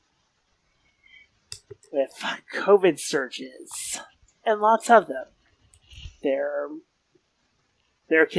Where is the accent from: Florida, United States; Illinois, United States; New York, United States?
Florida, United States; I grew up in Florida